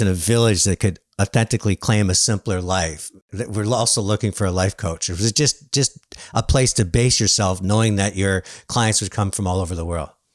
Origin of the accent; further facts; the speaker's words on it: Canada; being Canadian